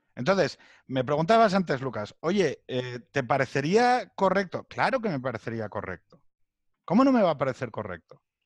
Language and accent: Spanish; Asturias, Spain; moved away as an adult; now in Madrid, Spain; viniendo desde Asturias